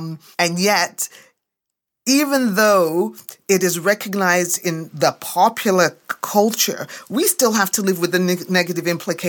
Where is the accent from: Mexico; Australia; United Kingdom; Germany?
United Kingdom; England; now in Canada; you know, I came to Canada from England in 1973.